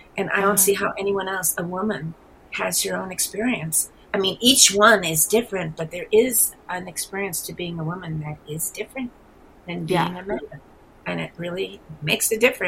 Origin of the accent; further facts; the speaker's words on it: New York City, New York, United States; also born or lived in New Mexico; I am from the east. I'm born and raised in New York City. Maybe you can hear it in my accent.